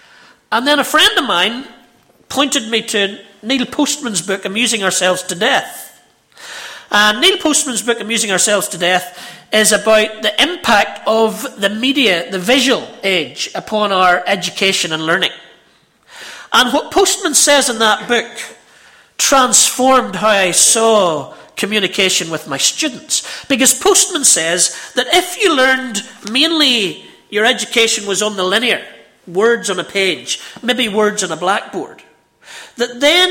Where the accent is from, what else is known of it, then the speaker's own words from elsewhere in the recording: Ballymena, Northern Ireland, United Kingdom; I'm from Ballymena, you can tell